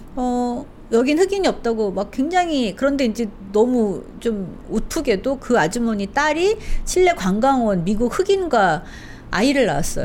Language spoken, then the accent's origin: Korean; South Korea; moved away as an adult; also born or lived in Chile; 저는 이제 한국에서 외국인이었던 적이 없기 때문에